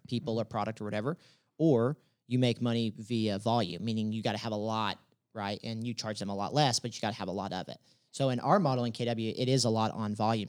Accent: Dallas, Texas, United States; also born or lived in Denton, Texas; I'm originally from Dallas

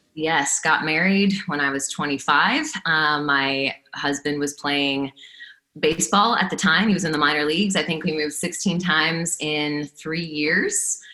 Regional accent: South Florida, United States; I grew up in South Florida, at least for part of the year.

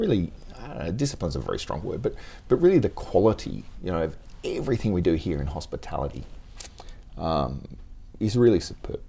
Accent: Tasmania, Australia; now in Japan; I was born in Tasmania mm-hmm. in the in the seventies, early seventies

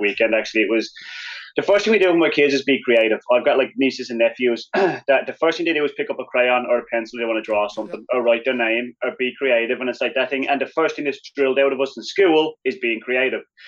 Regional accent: Wicklow, County Wicklow, Ireland; moved away as an adult; also born or lived in Colorado; growing up in Ireland, I grew up in Wicklow Town, which is like just below Dublin

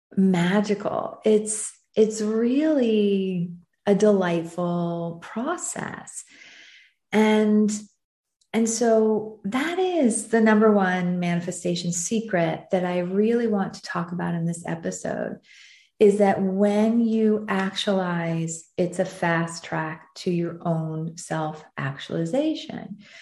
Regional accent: United States; also born or lived in southern France; now in France; being an American who who lives in southern France

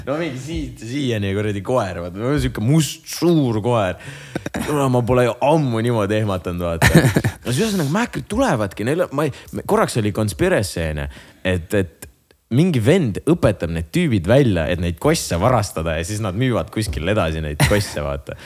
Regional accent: Jõgeva, Jõgeva County, Estonia; mina olen Jõgevalt

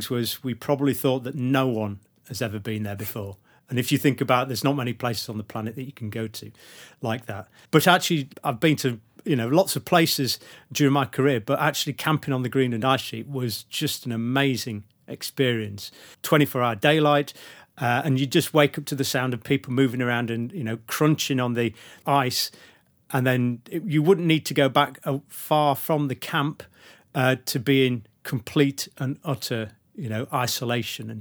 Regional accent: Sheffield, Yorkshire and the Humber, United Kingdom; now in Leeds, United Kingdom; I was born in Sheffield and it's Yorkshire

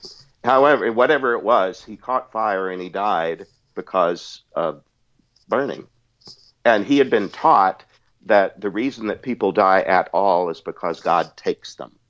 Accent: Texas, United States; I'm from Southeast Texas. I can put the accent on.

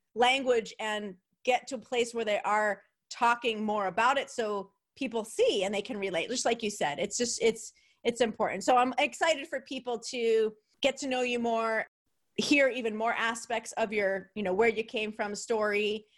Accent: New York, United States; accent: New York; my New York accent

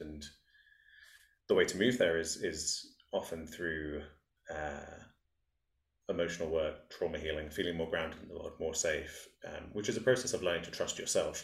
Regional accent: England, United Kingdom; growing up in England

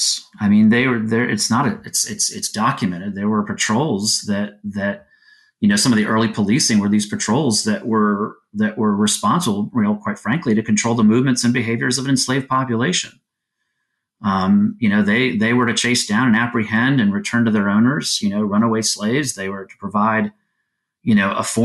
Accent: Florida, United States; I grew up in Florida

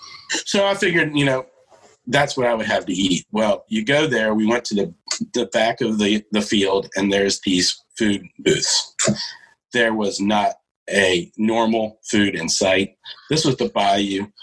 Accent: the South, Virginia, United States; we're from the South

